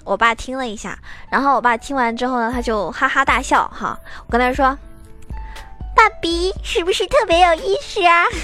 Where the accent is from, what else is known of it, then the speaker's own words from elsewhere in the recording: China; 我们中国人呢，就是这一点好